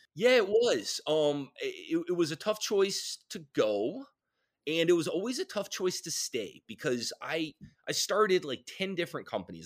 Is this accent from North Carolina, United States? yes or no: yes; Raleigh, North Carolina, United States; I grew up in Raleigh